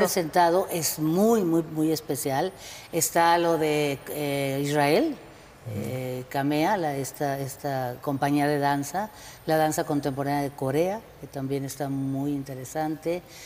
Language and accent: Spanish; Guadalajara, Jalisco, Mexico; now in Guanajuato, Mexico; Yo soy originaria de Guadalajara, pero vivo aquí en Guanajuato hace ya treinta años